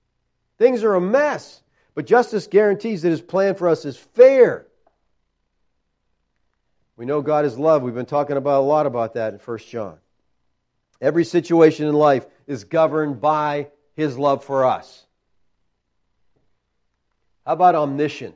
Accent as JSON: {"language": "English", "country": "United States", "said": "as American Christians"}